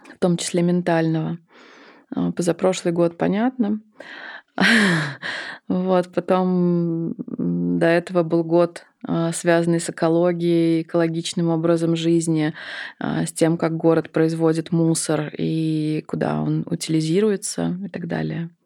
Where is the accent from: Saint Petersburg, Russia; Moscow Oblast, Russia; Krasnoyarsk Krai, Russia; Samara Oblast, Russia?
Samara Oblast, Russia; Samara; moved away as an adult; now in Moscow, Russia